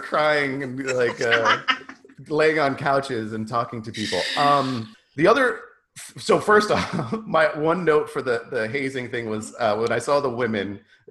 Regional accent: New York, United States; also born or lived in Long Island; I'm from New York

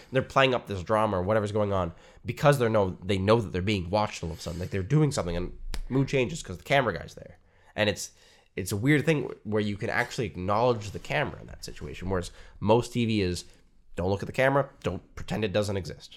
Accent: Canada

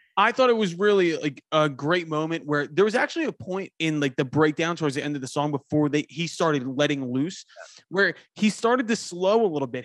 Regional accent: Philadelphia, Pennsylvania, United States; I am from Philadelphia

